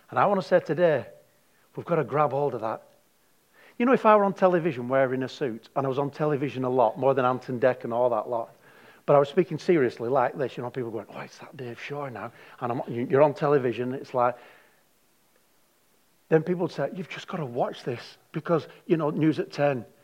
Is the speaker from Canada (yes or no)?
no; Darwin, Northern Territory, Australia; I didn't come from heaven, I come from Darwin.